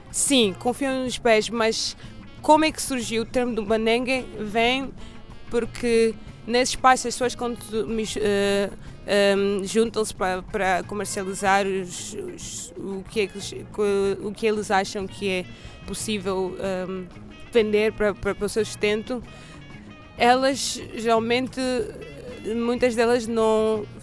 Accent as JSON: {"language": "Portuguese", "country": "Cape Verde", "tie": "born or raised there", "also_born_or_lived": "Angola / Lisbon", "said": "Nasci em Angola, mas depois um Cabo Verdeantes, cresci em Cabo Verde, também estudei em Lisboa"}